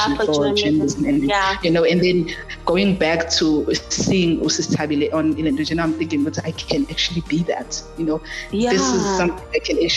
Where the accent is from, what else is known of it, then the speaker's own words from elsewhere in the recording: South Africa; growing up at back in the rural areas, back in Makaya, so to say, back in Pula, yes, I grew up in Pula